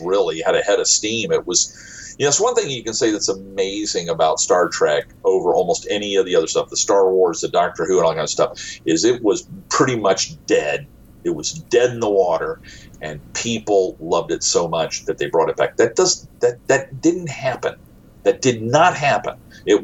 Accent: United States; I am from the United States

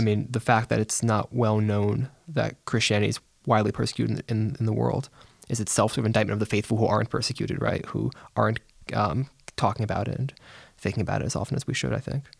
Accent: Bethel, Connecticut, United States; I am from Bethel, Connecticut.

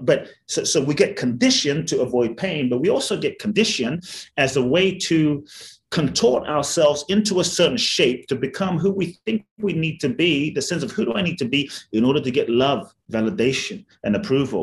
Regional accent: London, United Kingdom; also born or lived in Ghana / Mexico; now in United States; I grew up in London. I live in the US and partly Mexico

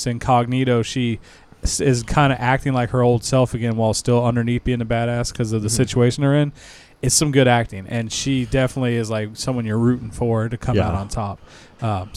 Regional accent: United States; I'm American

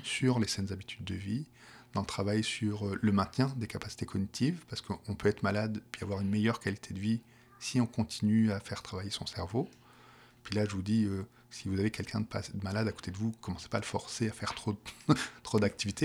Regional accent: Paris, Île-de-France, France; accent: petit accent français de Paris; moved away as an adult; now in Quebec, Canada; j'ai un petit accent français qui, vient de Paris

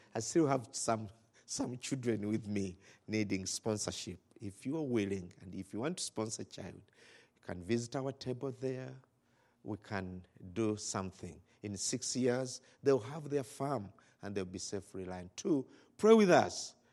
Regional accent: Rakai, Central Region, Uganda; we come from Rakai

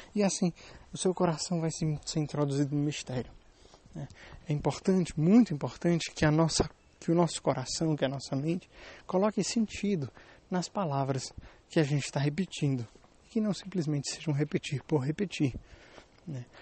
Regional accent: Brazil; now in Germany; Eu sou brasileiro, estou morando na Alemanha

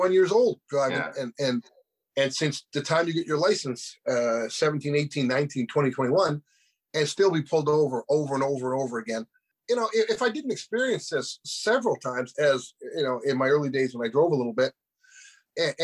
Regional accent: Halifax, Nova Scotia, Canada; I was born right here in Halifax, and really on I can't even mention the name, Maitland Street in Halifax

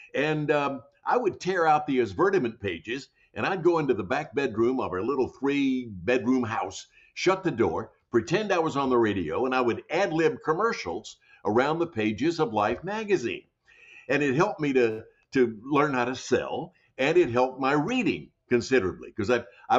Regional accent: Jackson, Tennessee, United States; moved away; also born or lived in Hollywood; When I was growing up as a kid in Jackson, Tennessee, my hometown

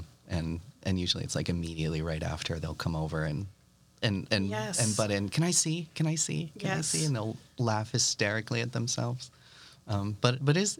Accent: Nashua, New Hampshire, United States; moved away as an adult; also born or lived in Boston, Massachusetts; now in Malden, United States; We grew up in Nashua.

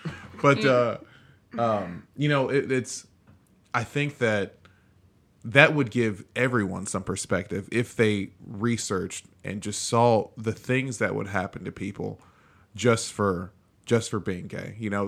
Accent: Nigeria; it's because I'm speaking just when it comes to being black and being Nigerian specifically. I've known my history before I knew about Black History Month.

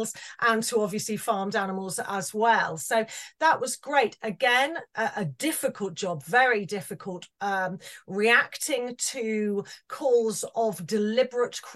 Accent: Wales, United Kingdom; it was very much a Welsh farm and a Welsh community

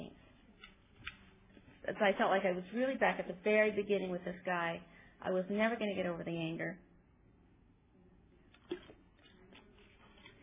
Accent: California, United States; also born or lived in Pennsylvania; we moved out to California from Pennsylvania, and I was about 10.

